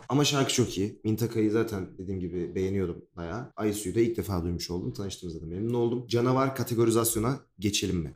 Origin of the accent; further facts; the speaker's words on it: Ankara, Turkey; Ben de Ankaralıyım. Memleketim